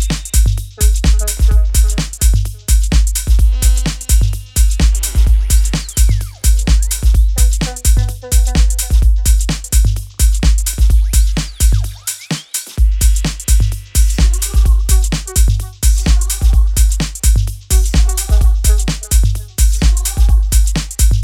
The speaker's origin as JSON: {"language": "English", "town": "Cleveland", "region": "Ohio", "country": "United States", "tie": "born or raised there", "said": "my hometown of Cleveland"}